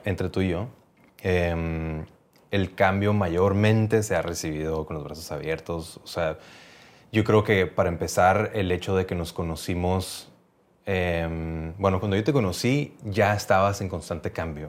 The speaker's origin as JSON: {"language": "Spanish", "town": "Mexicali", "region": "Baja California", "country": "Mexico", "also_born_or_lived": "Playa del Carmen", "moved": "as an adult", "said": "en Cali, de, donde yo venía"}